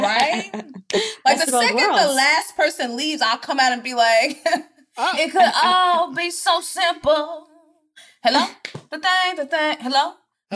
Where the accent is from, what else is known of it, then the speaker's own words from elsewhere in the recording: Texas, United States; now in Los Angeles, United States; I'm from Texas.